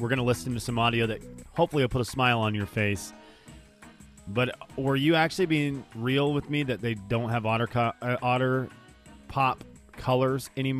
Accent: Venezuela; moved away; growing up in the Venezuela

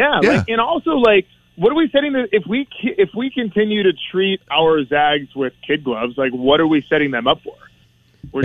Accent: Bay Area, California, United States; moved away; I'm from the Bay Area

